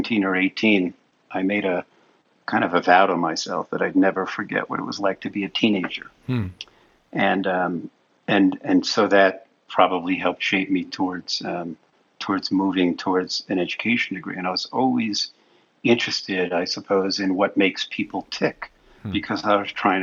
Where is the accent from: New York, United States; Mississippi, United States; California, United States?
New York, United States; New York City; I was born and raised in Brooklyn, New York.